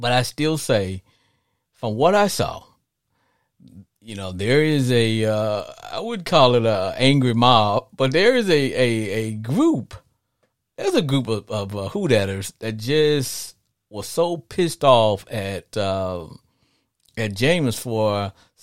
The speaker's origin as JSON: {"language": "English", "region": "Arkansas", "country": "United States", "tie": "born or raised there", "said": "I grew up in Arkansas"}